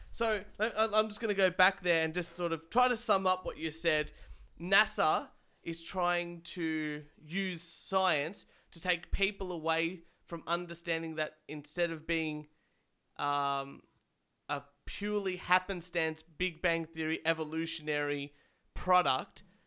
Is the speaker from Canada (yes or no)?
no; Australia; I'm I'm Australian